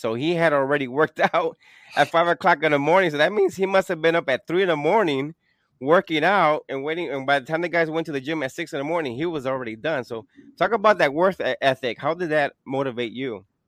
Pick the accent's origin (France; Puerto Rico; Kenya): Puerto Rico; I'm from Puerto Rico